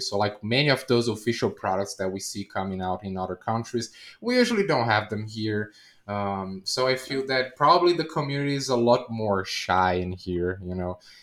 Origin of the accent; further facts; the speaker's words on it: Brazil; I'm a variety streamer from South America. I'm from Brazil